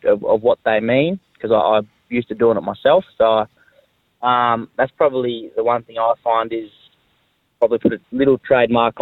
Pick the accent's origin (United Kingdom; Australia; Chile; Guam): Australia; Cooma, New South Wales; moved away as an adult; now in Canberra, Australia; I lived there, born and bred there, went to school there, played footy there.